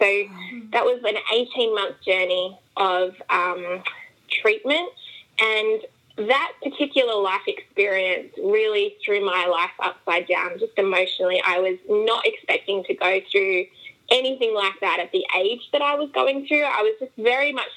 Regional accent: Australia; moved away as an adult; now in United States; Yes, I am Australian. We have immigrated here to the States about 2.5 years ago.

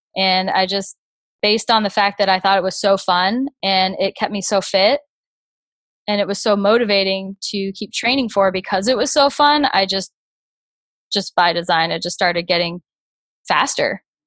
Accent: Naples, Florida, United States; now in Grand Rapids, United States; I'm from Naples, Florida, and I currently live in Grand Rapids, Michigan.

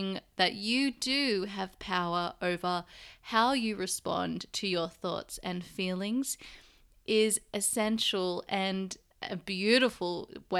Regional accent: Sydney, New South Wales, Australia; moved away; I'm currently staying in Sydney, Australia, my hometown.

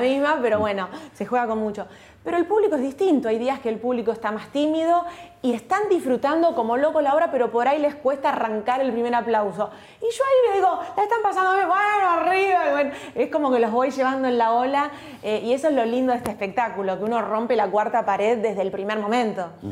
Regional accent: Olivos, Buenos Aires Province, Argentina; Yo nací en Olivos, viví toda mi infancia, mi adolescencia en Olivos, a una cuadra de la quinta presidencial

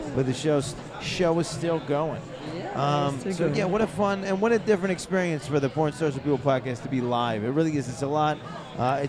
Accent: New York, United States; I'm a New Yorker

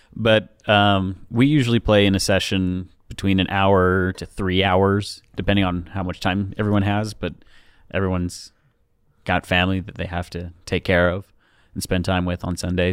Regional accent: Pleasant Grove, Utah, United States; I'm from Utah, uh, Pleasant Grove

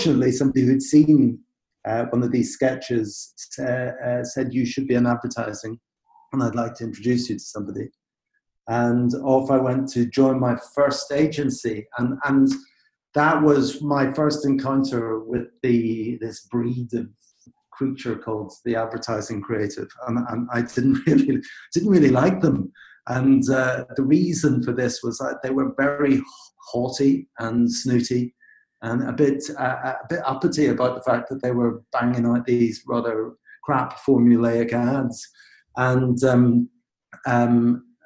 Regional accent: Belfast, Northern Ireland, United Kingdom; moved away; I come from Belfast in Northern Ireland, and I grew up in the Protestant community there

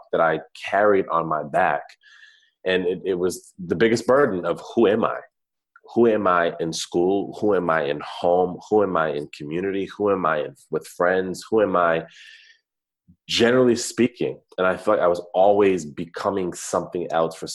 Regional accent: East Coast, United States; moved away; So I grew up on the East Coast. I'm an East Coast cat.

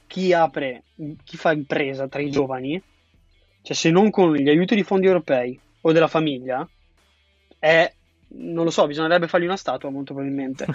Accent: Triveneto, northeast Italy, Italy; now in Milan, Italy; nella mia terra di origine, che era il Trivento

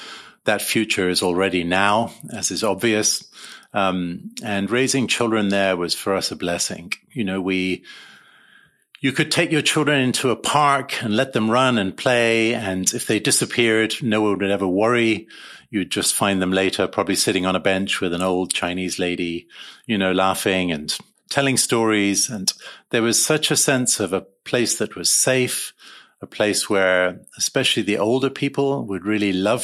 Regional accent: Uganda; moved away; also born or lived in London, United Kingdom; And so I was born in London. And at age 3 months, we flew to East Africa and began life in Uganda.

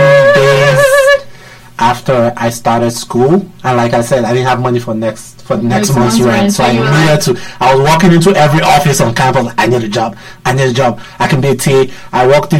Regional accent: Nigeria; moved away as an adult; now in Washington, D.C., United States; I'm from Nigeria. Came to the U.S.

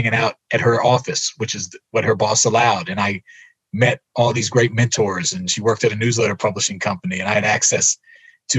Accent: Silver Spring, Maryland, United States; I'm from Silver Spring, Maryland, no connection to Chicago

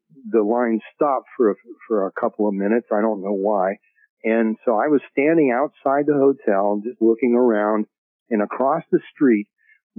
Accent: United States; the way I was living as an American, the way I grew up

